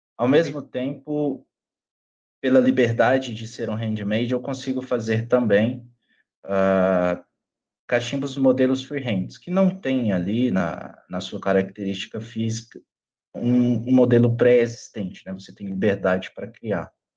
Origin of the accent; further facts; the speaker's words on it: Luziânia, Goiás, Brazil; now in Brasília, Brazil; sou natural de Lusiânia, Goiás, cidade aqui pertinho de Brasília Hoje eu moro aqui em Brasília